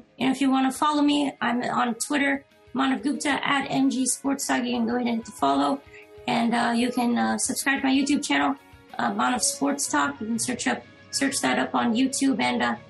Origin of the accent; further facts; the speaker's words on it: Houston, Texas, United States; I'm planning to stay around, Houston area. I just want to stay in my hometown.